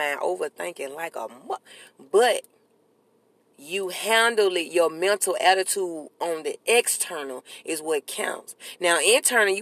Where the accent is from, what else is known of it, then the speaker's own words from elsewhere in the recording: New York, United States; accent: New York; That's my New York accent.